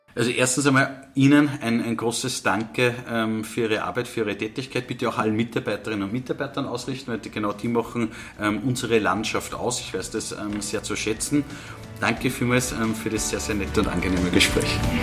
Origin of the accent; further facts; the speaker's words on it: Upper Austria, Austria; bei uns in Oberösterreich